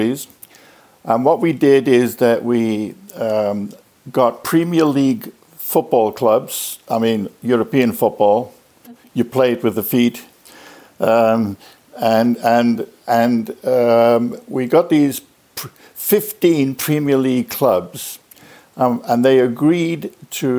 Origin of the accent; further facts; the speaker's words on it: United Kingdom; moved away as an adult; also born or lived in Loughborough / United States / Norway; I'm a Brit, as you can probably detect from the voice.